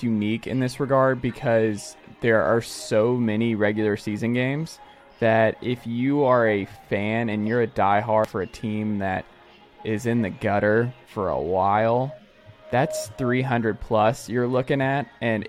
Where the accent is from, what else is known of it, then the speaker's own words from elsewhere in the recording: Atlanta, Georgia, United States; now in East Tennessee, United States; I'm from Atlanta. I am.